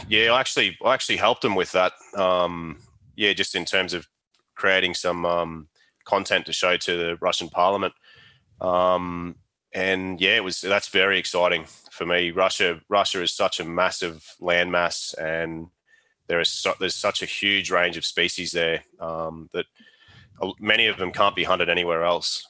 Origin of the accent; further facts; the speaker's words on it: Australia; state that I grew up in and where I still live now is kind of like, um, yeah, I guess it's a little bit like the Australian Texas kind of thing